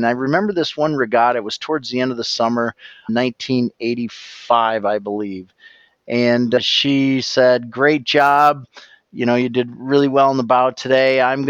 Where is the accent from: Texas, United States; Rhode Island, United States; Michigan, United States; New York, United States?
Michigan, United States; Harbor Springs; also born or lived in Petoskey, Michigan / Mackinaw City, Michigan / Ohio; Yeah, I grew up right here in northern Michigan. And I bought the house my parents built from my parents 20 years ago.